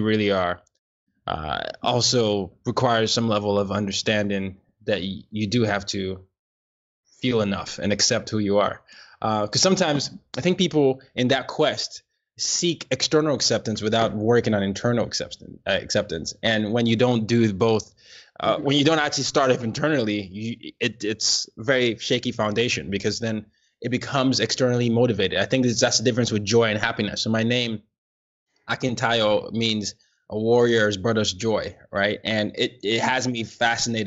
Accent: Nigeria; me being Nigerian

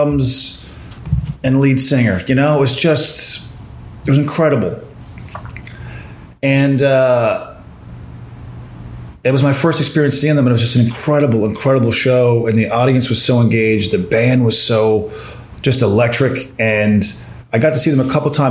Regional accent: Corner Brook, Newfoundland and Labrador, Canada; also born or lived in St. John's, Newfoundland; My hometown, Cornerbrook, the old arena there, Humber Gardens, is now a grocery store

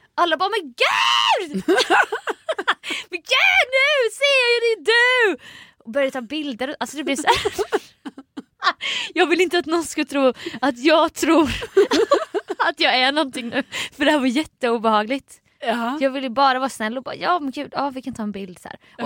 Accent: Jönköping, Jönköping County, Sweden; born or raised there; now in Stockholm, Sweden

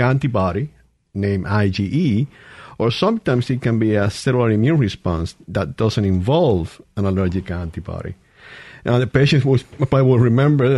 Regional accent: Puerto Rico; moved away as an adult; also born or lived in El Paso, Texas / Washington, D.C.; now in Mississippi, United States; I'm from Puerto Rico. I went to a medical school back home in Puerto Rico

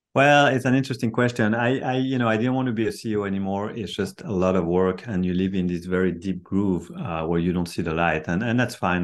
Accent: France; moved away as an adult; now in Silicon Valley, United States; I'm, I'm, I'm from France. I've been in Silicon Valley for 33 years now

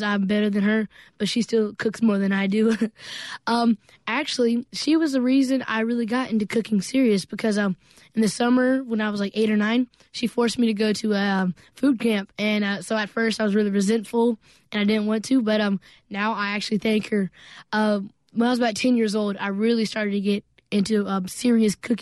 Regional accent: Starkville, Mississippi, United States; my first restaurant in my hometown, Starkville, Mississippi

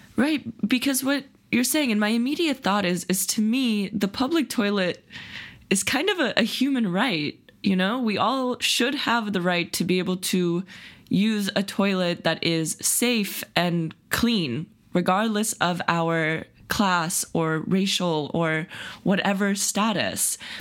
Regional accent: Silicon Valley, California, United States; the Silicon Valley progressive bubble that I grew up

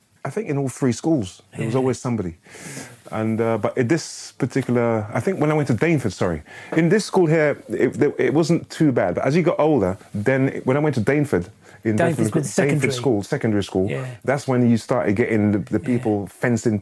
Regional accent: London, United Kingdom; also born or lived in Hackney (Sandringham Road) / Wembley; Back in Bethnal Green, and then from Bethnal Green, that was Seabright School

